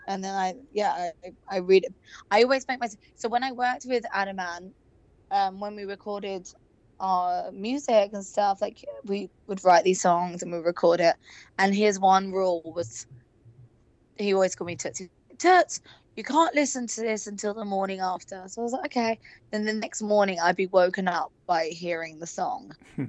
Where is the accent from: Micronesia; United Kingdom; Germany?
United Kingdom; England; now in Los Angeles, United States; I've still never had therapy or anything because I'm so English. But I think now that I've lived in LA for so long